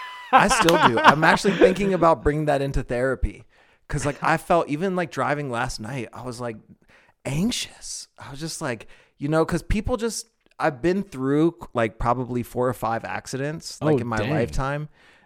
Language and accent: English; East Coast, United States; Because imagine, I came from the East Coast.